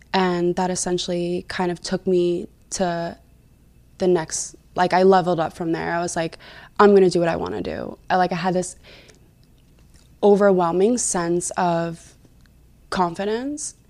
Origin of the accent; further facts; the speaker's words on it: New Jersey, United States; I'm originally from New Jersey